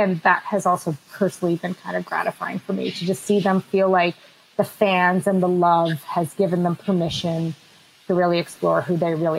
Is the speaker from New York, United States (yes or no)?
no; Boston, Massachusetts, United States; born there; Hey, I was born in Boston, so if I want to talk trash about Earp, I'm just kidding.